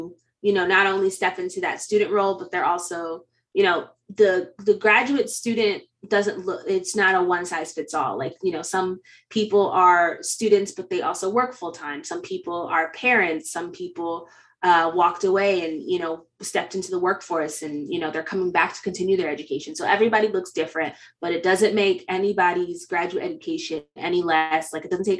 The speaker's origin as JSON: {"language": "English", "region": "Connecticut", "country": "United States", "moved": "as an adult", "said": "I am originally from Connecticut. So yes, I know I'm a long way from home"}